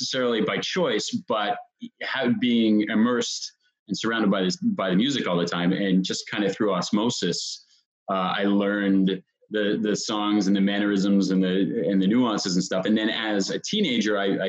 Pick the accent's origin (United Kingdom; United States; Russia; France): United States; New Jersey; I am from New Jersey